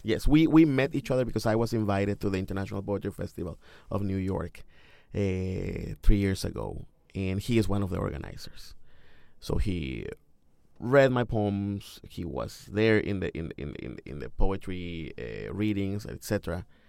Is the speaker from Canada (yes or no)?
no; Mexico; English is a second language; moved away as an adult; now in Cincinnati, United States; I am from Mexico, and I miss my mother, and I miss listening to Spanish when I walk in the street